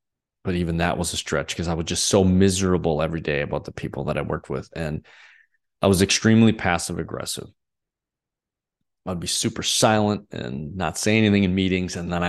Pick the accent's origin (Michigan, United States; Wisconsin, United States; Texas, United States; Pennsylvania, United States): Wisconsin, United States; I grew up in Northeast Wisconsin, had a really pretty amazing childhood.